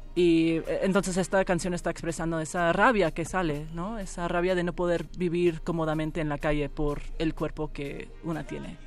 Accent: Miami, Florida, United States; nos criamos en Miami

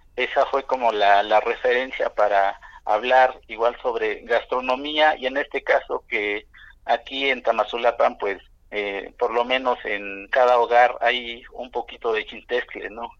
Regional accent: Mexico; como mexicanos pues nos gusta igual un buen las fiestas

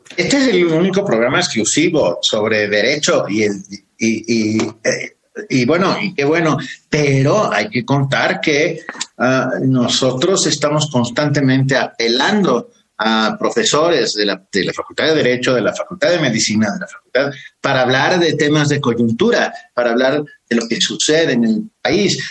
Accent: Mexico; somos los, los mexicanos

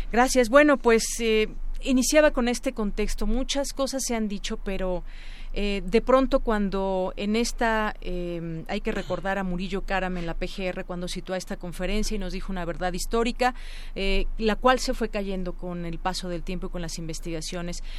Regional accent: Mexico; como mexicanos

